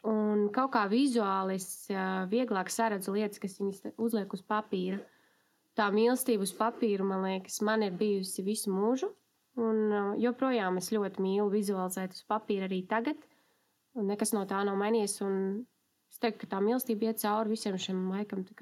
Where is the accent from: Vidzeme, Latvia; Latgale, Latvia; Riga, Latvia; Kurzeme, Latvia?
Riga, Latvia; es esmu no Rīgas, esmu mamma, sieva un kopā ar savu draugu vadu uzņēmumu.